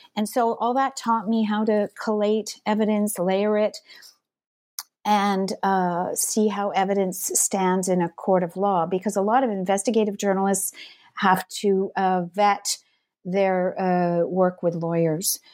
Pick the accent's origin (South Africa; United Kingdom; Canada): Canada; south of Montreal, Quebec; moved away; also born or lived in Ontario / Toronto / British Columbia; I was born in Montreal. I grew up, uh, south of the city in the countryside